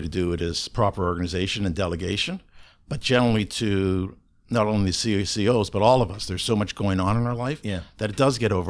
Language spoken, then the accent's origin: English; Canada; I was born in Canada.